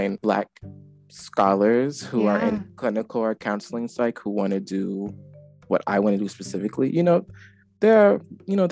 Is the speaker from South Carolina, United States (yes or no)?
yes; Charleston, South Carolina, United States; I'm from Charleston, South Carolina